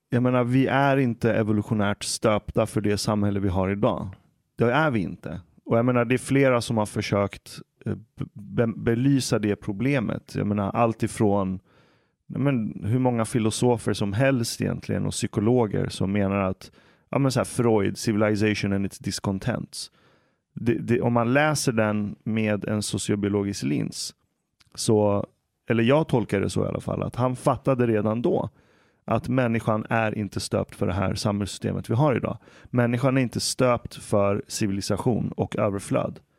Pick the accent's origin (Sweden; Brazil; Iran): Iran; okej, okay, jag kommer från Iran.